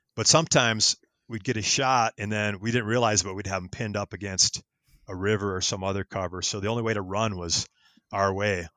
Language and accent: English; Wisconsin, United States; moved away as an adult; also born or lived in Minnesota; now in Colorado, United States; I grew up in Wisconsin